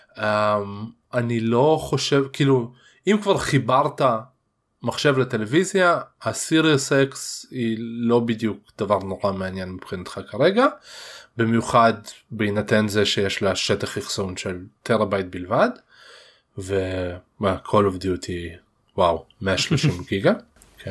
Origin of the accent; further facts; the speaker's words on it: Russia; now in Israel; אני רוסי